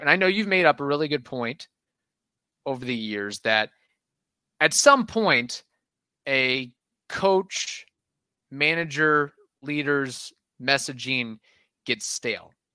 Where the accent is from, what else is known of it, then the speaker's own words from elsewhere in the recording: Midwest, United States; I'm a gringo from the Midwest.